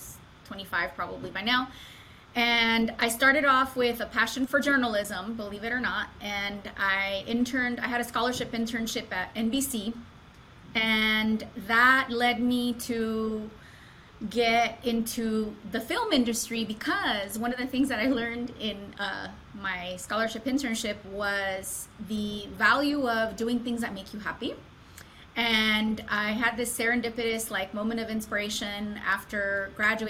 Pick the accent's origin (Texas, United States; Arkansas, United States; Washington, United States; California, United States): California, United States; Los Angeles; moved away as an adult; now in Atlanta, United States; San Fernando Valley, Southern California, born and raised